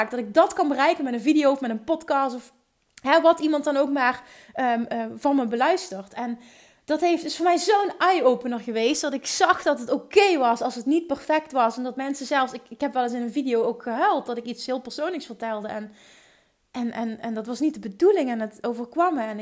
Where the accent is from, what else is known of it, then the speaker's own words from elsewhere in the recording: Limburg, Netherlands; accent: Limburgish; Volgens mij heeft niemand zich gestoord aan mijn Limburgse accent.